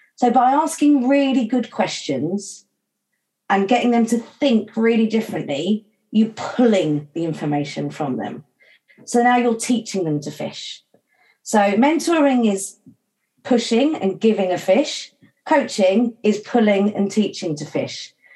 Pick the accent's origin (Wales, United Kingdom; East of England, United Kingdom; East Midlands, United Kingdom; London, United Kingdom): East of England, United Kingdom; St Neots; moved away as an adult; also born or lived in Mallorca; my hometown of St Neots in Cambridgeshire